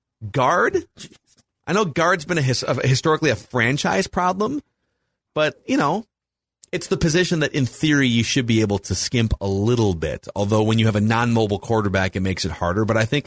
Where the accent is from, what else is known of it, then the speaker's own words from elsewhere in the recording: Fargo, North Dakota, United States; Also, I'm from Fargo.